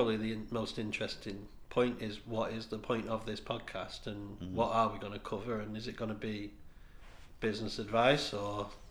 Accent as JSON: {"language": "English", "town": "Warrington", "region": "North West England", "country": "United Kingdom", "accent": "scally", "said": "I'm from Warrington, and I have like a proper scally voice"}